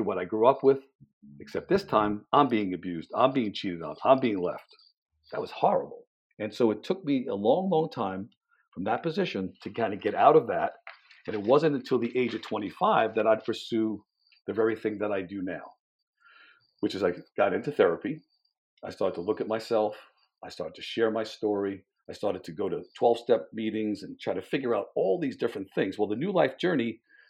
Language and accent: English; Jersey City, New Jersey, United States; growing up in Jersey City in a low middle class family